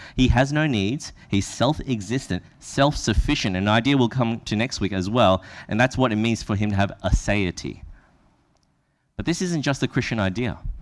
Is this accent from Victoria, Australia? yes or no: no; Brisbane, Queensland, Australia; that's where I from.